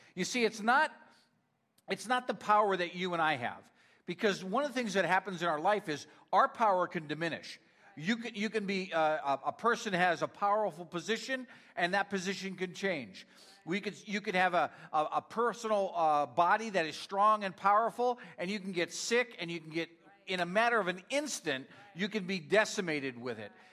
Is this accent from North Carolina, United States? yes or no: no; Northeast Pennsylvania, United States; moved away; I'm from Northeast Pennsylvania, so uh, Rhonda always teases me uh, that I say strength wrong